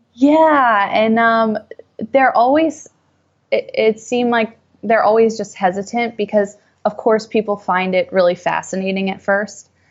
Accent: New England, United States; moved away as an adult; also born or lived in New York; I grew up in New England, so I was around boats all the time

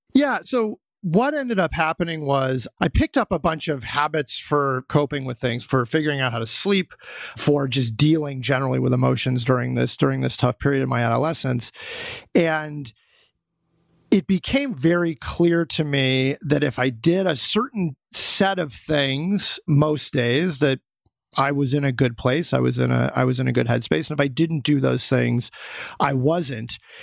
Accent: Boulder, Colorado, United States; I'm from Boulder, Colorado

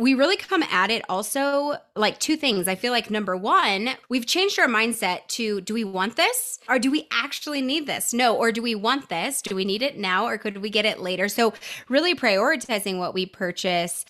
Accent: Nashville, Tennessee, United States; now in Denver, United States; I grew up in Nashville. So I grew up in the Southeast, but I currently reside in Denver, Colorado

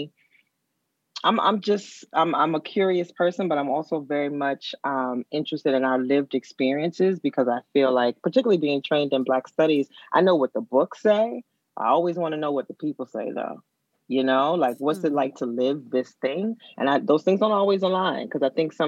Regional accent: New Orleans, Louisiana, United States; moved away; also born or lived in Philadelphia; I grew up dark skinned in New Orleans

